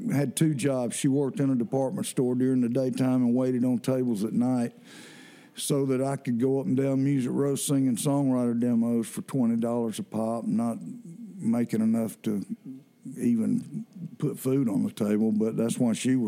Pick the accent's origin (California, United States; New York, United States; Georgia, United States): Georgia, United States; Athens; I was from Athens, so the university was just right across town